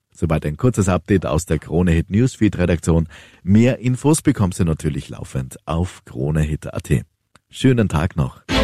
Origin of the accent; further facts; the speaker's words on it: Austria; bei uns in Österreich